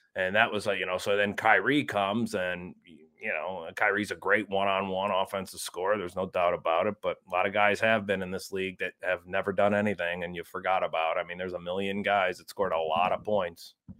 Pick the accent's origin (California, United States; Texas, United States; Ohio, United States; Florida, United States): Ohio, United States; my home state has crumbled